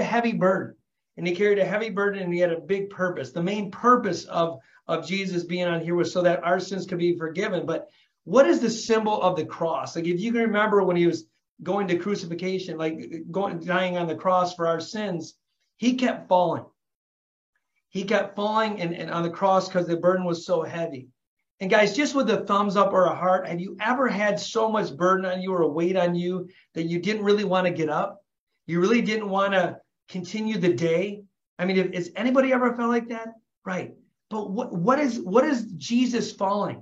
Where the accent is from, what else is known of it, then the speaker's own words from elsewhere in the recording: Flint, Michigan, United States; I was born and raised in Flint, Michigan, raised by a single mom, raising three kids